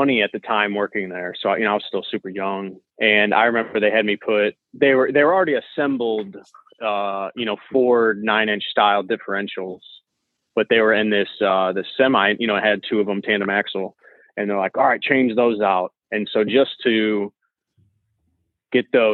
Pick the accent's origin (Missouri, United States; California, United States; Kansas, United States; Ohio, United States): Missouri, United States; St. Louis; I'm from St. Louis, Missouri.